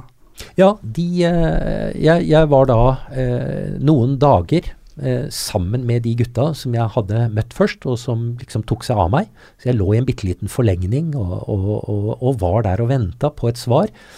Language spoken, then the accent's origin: Norwegian; Norway; som nordmann med norsk pass